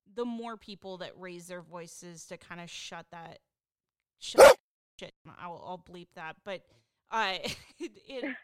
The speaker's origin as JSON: {"language": "English", "region": "Pacific Northwest", "country": "United States", "said": "I'm from the Pacific Northwest"}